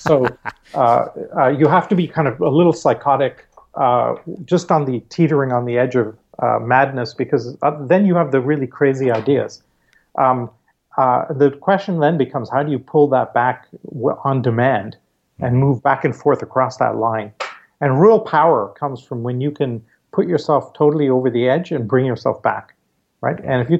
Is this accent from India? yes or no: yes; India; And so growing up in India, I mean, every time we went to school, the school bus took us through the Dharavi slums